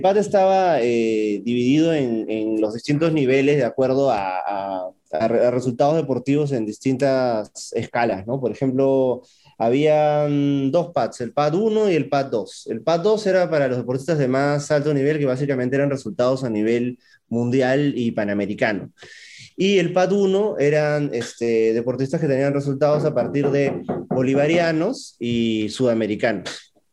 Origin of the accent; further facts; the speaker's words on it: Huancavelica, Peru; soy atleta de Huancabelica